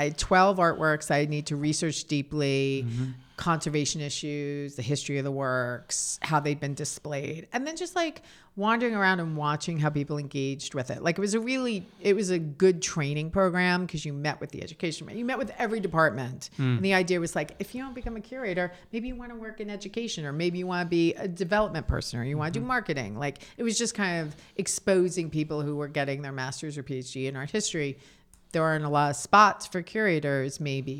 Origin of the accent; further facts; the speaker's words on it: New York City, New York, United States; So it was the scene that I grew up with in New York City. So from 1972 to 1982.